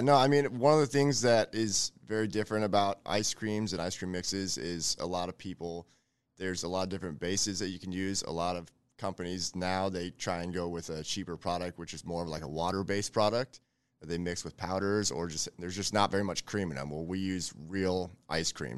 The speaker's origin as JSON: {"language": "English", "town": "Elkhorn", "region": "Nebraska", "country": "United States", "tie": "born or raised there", "said": "I grew up in Elkhorn. I've been there for over thirty years"}